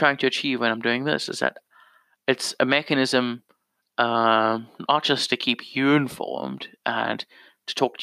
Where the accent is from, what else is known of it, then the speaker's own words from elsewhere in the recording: South Africa; as a South African